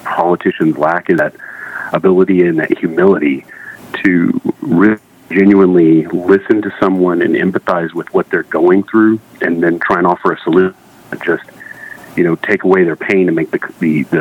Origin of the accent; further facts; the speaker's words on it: Waco, Texas, United States; I was born and raised in Waco, Texas